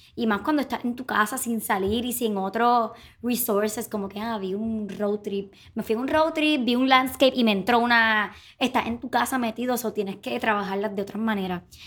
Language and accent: Spanish; Puerto Rico